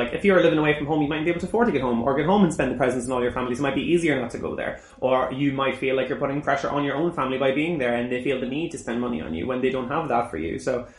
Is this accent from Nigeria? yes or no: no; Ireland; moved away; until I moved away from Ireland